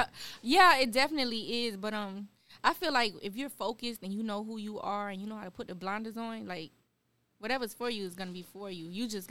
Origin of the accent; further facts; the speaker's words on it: South Miami, Florida, United States; I'm from South Miami.